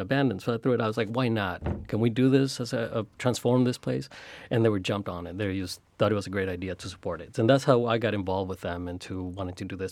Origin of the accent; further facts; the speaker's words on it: Chicago, Illinois, United States; also born or lived in Mexico; Growing up in Chicago